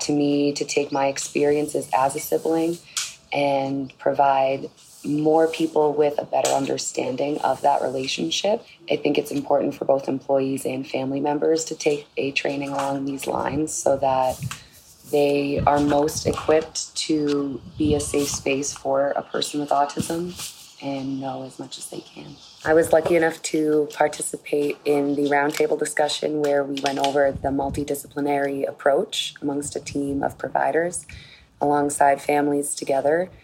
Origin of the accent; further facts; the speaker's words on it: Boston, Massachusetts, United States; I am from Boston, Massachusetts, USA.